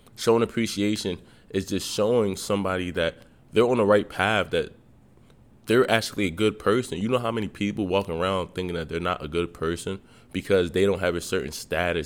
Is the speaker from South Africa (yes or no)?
no; Nigeria; I'm Nigerian